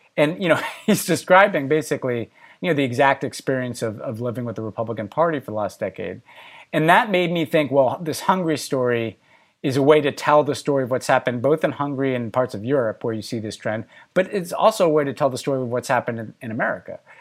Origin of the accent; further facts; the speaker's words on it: United States; my personal story as an American